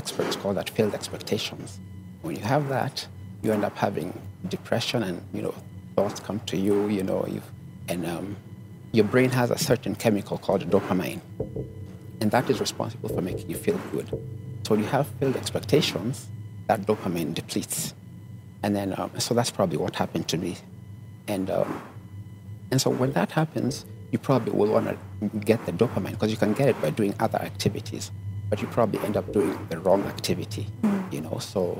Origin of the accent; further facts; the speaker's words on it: Nairobi, Kenya; also born or lived in Italy / Canada; But I grew up in Nairobi. And my father was a diplomat. So we got a chance to travel around the world. So I grew up partly in Italy, and also in Canada.